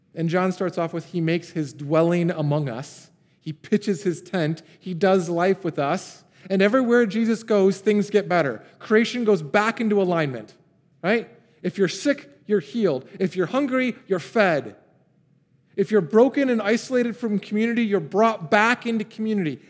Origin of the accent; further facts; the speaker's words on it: Pontiac, Michigan, United States; I grew up in a town called Pontiac